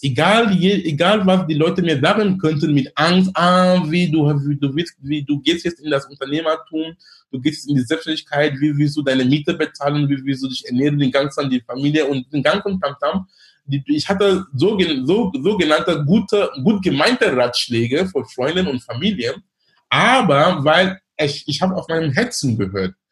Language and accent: German; Cameroon; German is a second language; moved away as an adult; also born or lived in Darmstadt, Germany / Munich, Germany / Duisburg-Essen, Germany; now in Hamburg, Germany; bin gebürtiger Kameruner